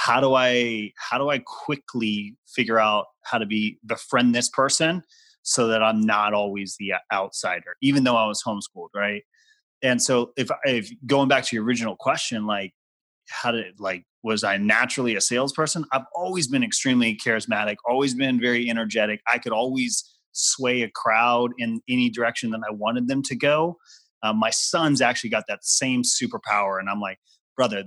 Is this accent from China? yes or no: no; Guam; I grew up on Guam in the middle of the Pacific